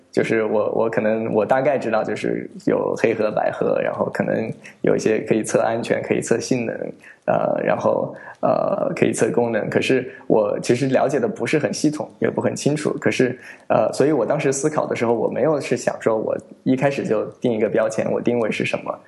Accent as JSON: {"language": "Chinese", "country": "United States", "tie": "born or raised there", "also_born_or_lived": "Wuhan", "moved": "as an adult", "lives_now": "China", "said": "我是从美国长大，然后在那儿 ，呃，读的小学、中学，然后大学，嗯，然后一二年的时候从美国回国"}